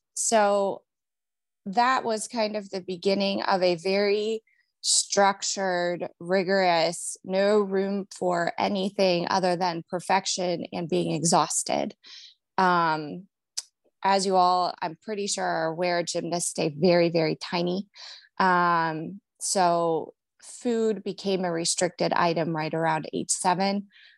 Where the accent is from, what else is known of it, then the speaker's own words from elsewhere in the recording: Cleveland, Ohio, United States; now in Cincinnati, United States; So I'm from Cleveland, Ohio, but I settled here in Cincinnati, Ohio, where I'm married.